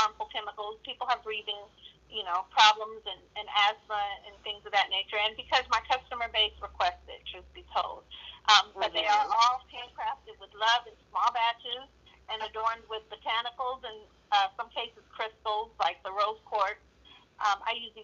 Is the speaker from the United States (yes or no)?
yes; Modesto, California, United States; I'm from Modesto. I live in the Central Valley.